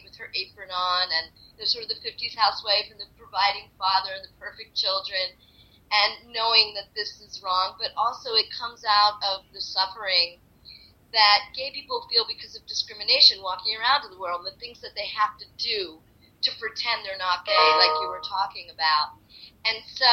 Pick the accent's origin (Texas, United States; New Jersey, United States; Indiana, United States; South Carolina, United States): New Jersey, United States; Atlantic City; I'm from Atlantic City